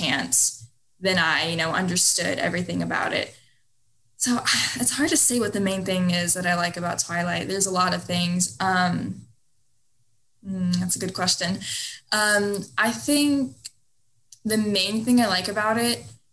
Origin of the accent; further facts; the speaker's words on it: South Texas, United States; I'm from Texas, South Texas